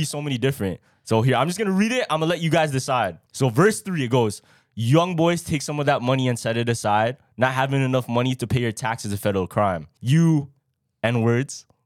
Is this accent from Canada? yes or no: yes; Toronto, Ontario, Canada; we are from Toronto